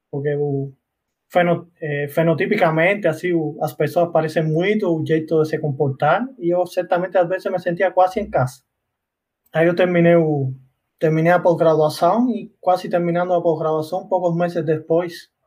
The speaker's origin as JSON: {"language": "Portuguese", "country": "Cuba", "second_language": "Portuguese", "said": "É, eu sou cubano, é, sou formado em engenharia em automação e controle."}